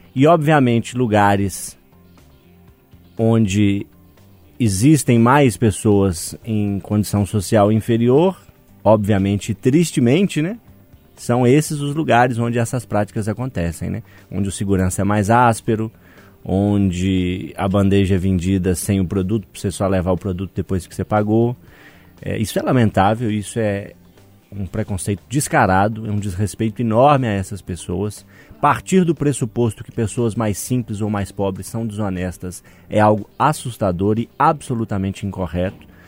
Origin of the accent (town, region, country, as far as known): Minas Gerais, Brazil; accent: mineiro